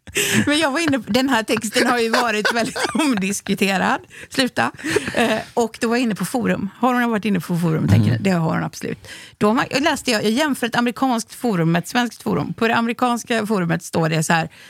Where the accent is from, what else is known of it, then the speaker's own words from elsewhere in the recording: Onsala, Halland County, Sweden; vi kom från Onsala som är ett litet ställe utanför Göteborg